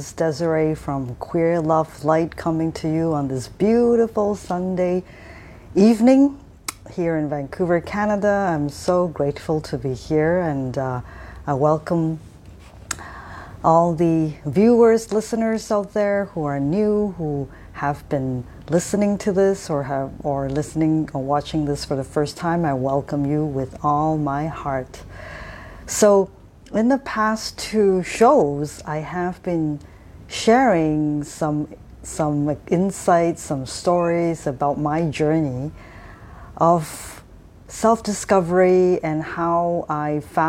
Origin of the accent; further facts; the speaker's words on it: Japan; those of you who know me would remember that I have spent my first my adolescent years in Japan. So I pretty much grew up in Japan as a young adult.